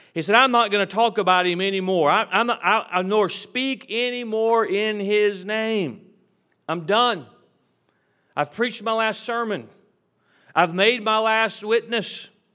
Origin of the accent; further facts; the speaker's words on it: United States; I am proud to be an American.